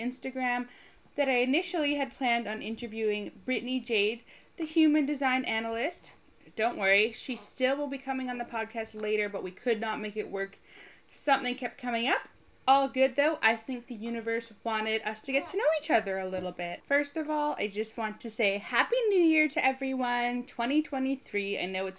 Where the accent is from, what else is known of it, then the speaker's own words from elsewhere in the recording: Canada; also born or lived in Halifax / Toronto / United Kingdom; By the way, I've lived in 5 different cities in Canada. I'm Canadian, and I have lived in 3 in the UK.